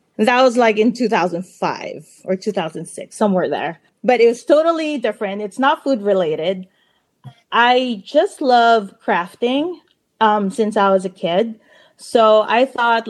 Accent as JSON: {"language": "English", "country": "Philippines", "tie": "born or raised there", "moved": "yes", "lives_now": "California, United States", "said": "I was born and raised in the Philippines"}